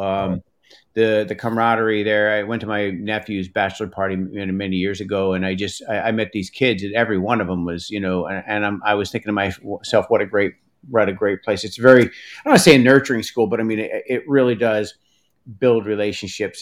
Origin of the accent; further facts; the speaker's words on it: Hudson Valley, New York, United States; I grew up in the Hudson Valley, but when I moved upstate